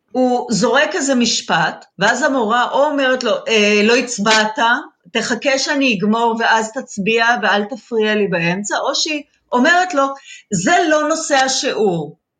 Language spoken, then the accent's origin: Hebrew; Israel; החינוך הקיבוצי, שגם אני גדלתי בו